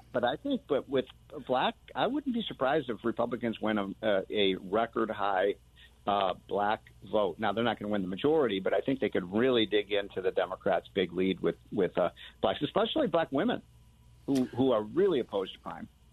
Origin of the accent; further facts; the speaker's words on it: Chicago, Illinois, United States; I'm from Chicago